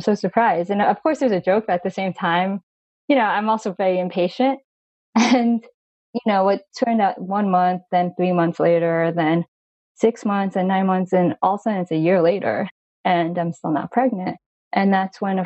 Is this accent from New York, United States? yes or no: yes; Long Island, New York, United States; I was actually born in New York City, and I grew up in Long Island